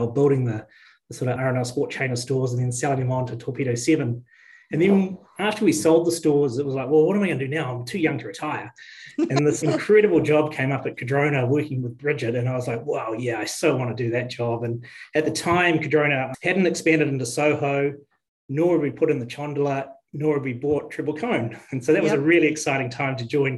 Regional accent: Bunnythorpe, Manawatū-Whanganui, New Zealand; moved away as an adult; also born or lived in Otago / Steamboat Springs, Colorado; now in Queenstown, New Zealand; I grew up in the Manawatu in a little small town of Bunnythorpe. I grew up on a farm

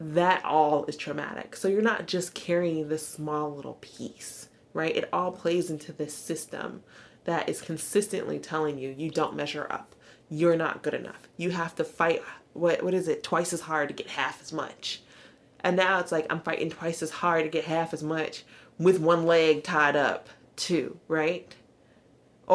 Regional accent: the South, United States; growing up in the South

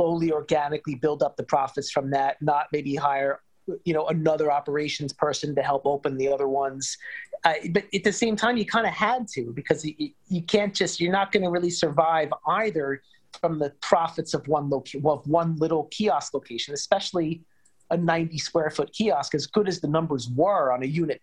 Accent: New York, United States; New York was my hometown

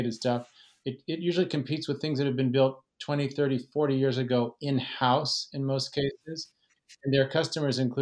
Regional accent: Fresno, California, United States; now in San Francisco, United States; I grew up in Fresno

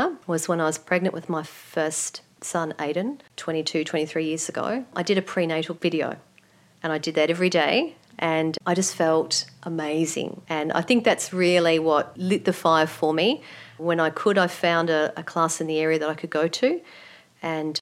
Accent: Melbourne, Victoria, Australia; I grew up in the eastern suburbs, and pretty much all of my life I've lived in that area, so born and bred in Melbourne.

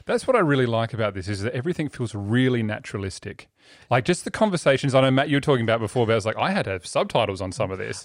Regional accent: Australia; we're Australians

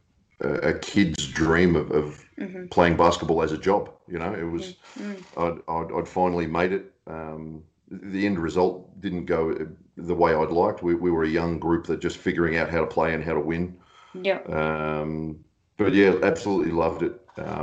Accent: Diamond Creek, Victoria, Australia; Out in Diamond Valley, the raging metropolis of Diamond Creek, which was a country town 100 years ago and now is a little suburb, but yeah, way out in the northeast

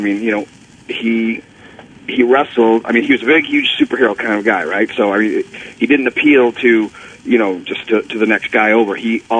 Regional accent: Toronto, Ontario, Canada; You know, when I was a kid, I got to see Andre live in my hometown of Toronto.

